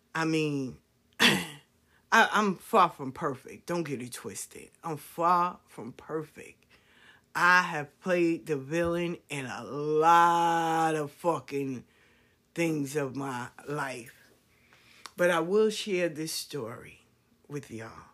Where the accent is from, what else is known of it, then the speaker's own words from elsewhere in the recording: New York City, New York, United States; We grew up in South Jamaica. We went to Andrew Jackson High School